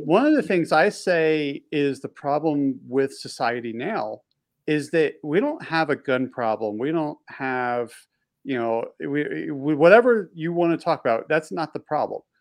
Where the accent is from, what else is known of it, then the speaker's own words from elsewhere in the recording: East Coast, Baltimore D.C. area, Mid-Atlantic, United States; I grew up on the East Coast. We had nor'easters roll through where we get snowstorms, and when snowstorms used to roll through, especially when you're in the in the um, like the Baltimore D.C. area, this, the Mid Atlantic area